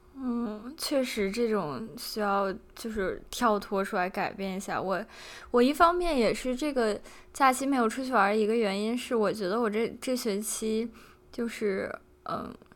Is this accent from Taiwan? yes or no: no; Beijing, China; 作为一个北京人，深有感受